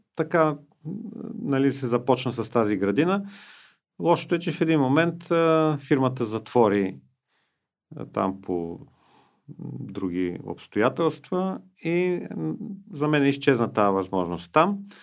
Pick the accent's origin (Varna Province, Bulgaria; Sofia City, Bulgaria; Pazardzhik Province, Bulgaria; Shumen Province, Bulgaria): Sofia City, Bulgaria; Sofia; аз иначе живея и съм роден в София